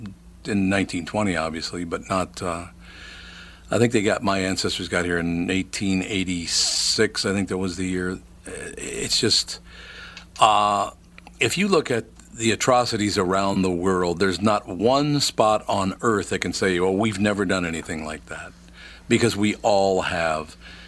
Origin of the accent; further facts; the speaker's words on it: Minnesota, United States; But we as Minnesotans, and again, I was born in Minnesota, raised in Minnesota, came back to Minnesota after I had left to do some business elsewhere.